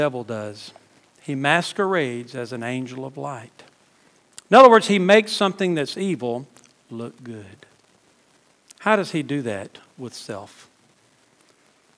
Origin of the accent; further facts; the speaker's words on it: South Louisiana, United States; moved away as an adult; now in South Georgia, United States; We weren't raised in Cajun country, but we were raised in South Louisiana